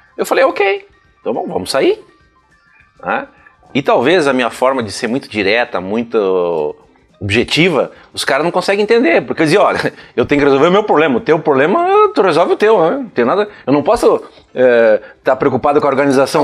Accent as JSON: {"language": "Portuguese", "region": "Rio Grande do Sul", "country": "Brazil", "said": "eu sou gaúcho"}